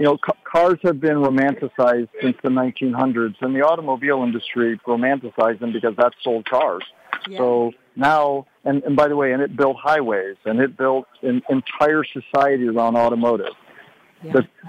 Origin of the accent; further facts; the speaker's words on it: Detroit, Michigan, United States; Growing up in Detroit, I grew up tinkering with cars and other things.